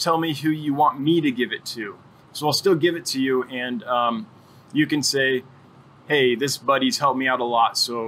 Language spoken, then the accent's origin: English; Placerville, California, United States; moved away as an adult; also born or lived in Los Angeles, California / Santa Barbara, California; now in Wyoming, United States; Went to school and high school in Placerville